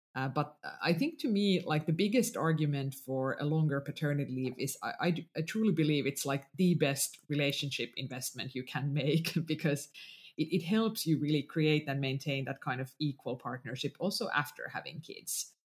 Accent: Finland; first language Finnish; English is a second language; finnish is my mother tongue

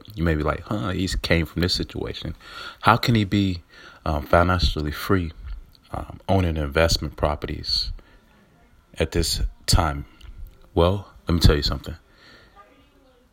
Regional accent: Atlanta, Georgia, United States; I'm from Atlanta, Georgia, growing up, born and raised

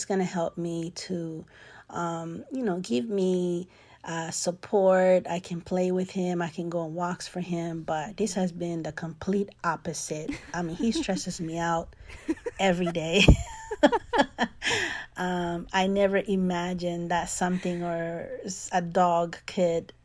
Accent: Nicaragua; moved away; The part of the culture that I grew up in Nicaragua

